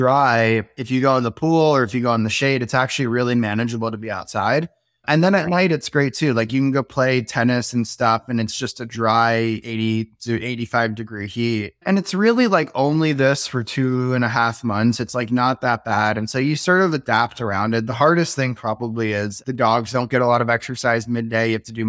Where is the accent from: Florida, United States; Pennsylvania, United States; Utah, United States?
Florida, United States; now in Austin, United States; this actually feels like super homey after growing up in Florida.